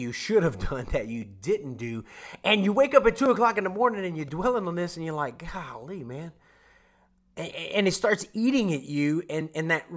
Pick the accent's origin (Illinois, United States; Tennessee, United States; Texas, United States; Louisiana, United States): Louisiana, United States; now in Oklahoma, United States; I'm from Louisiana